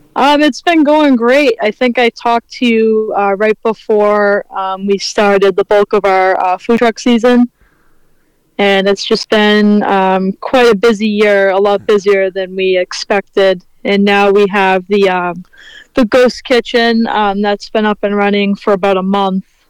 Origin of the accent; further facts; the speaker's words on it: Weymouth, Massachusetts, United States; my hometown in Weymouth, Massachusetts